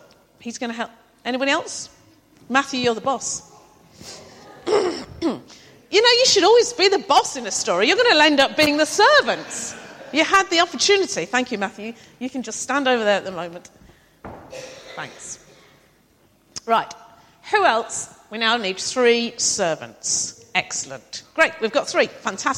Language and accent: English; the Fens, East of England, United Kingdom; I'm from the Fens as well